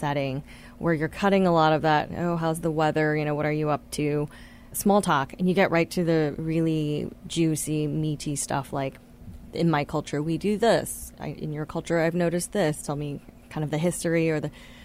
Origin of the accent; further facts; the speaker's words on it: Taiwan; now in United States; I spent 9 years growing up in Taiwan during very formative times